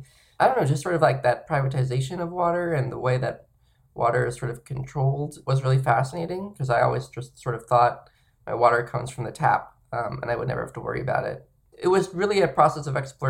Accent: San Diego, California, United States; moved away as an adult; now in Los Angeles, United States; I'm from Southern California. Yeah, I'm originally from San Diego, and then now I'm in Los Angeles

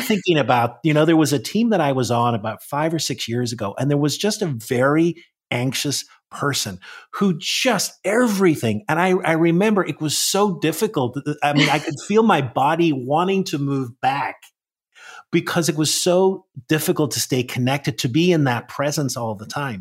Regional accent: Northern Ireland, United Kingdom; I grew up in Northern Ireland

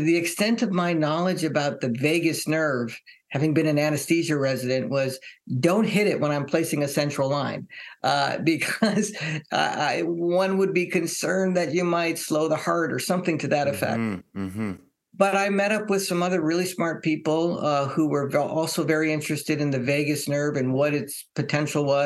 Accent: Hawaii, United States; I grew up in Hawaii

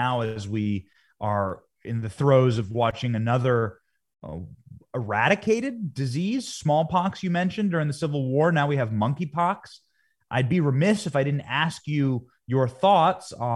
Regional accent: Iowa, United States; my hometown in Iowa

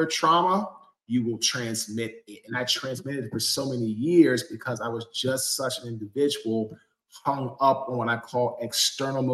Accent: Washington, District of Columbia, United States; now in Fuquay-Varina, United States; I am originally from Washington, D.C. I now live in Fuquay, Varina, North Carolina

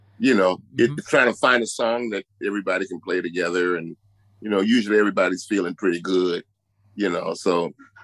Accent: San Francisco, California, United States; I moved to San Francisco when I was about 3 years old

